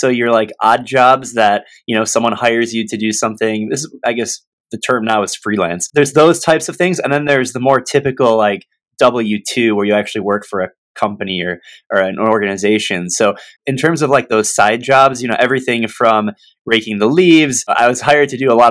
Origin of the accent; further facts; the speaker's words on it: Michigan, United States; born and raised in Michigan